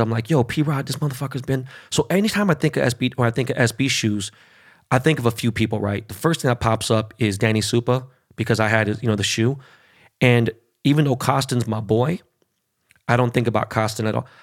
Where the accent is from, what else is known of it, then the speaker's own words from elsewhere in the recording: Los Angeles, California, United States; first language Spanish; English is a second language; I grew up in Koreatown, born and raised